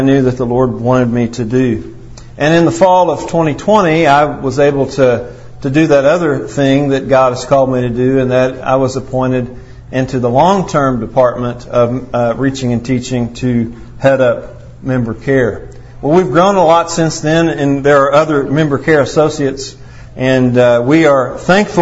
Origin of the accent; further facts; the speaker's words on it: Potosi, Missouri, United States; I am a scoundrel from Potosi, and that's where I was born